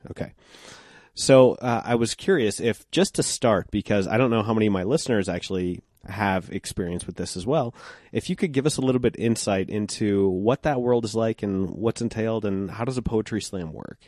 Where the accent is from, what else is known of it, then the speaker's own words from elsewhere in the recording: Golden, Colorado, United States; now in Denver, United States; I grew up in Golden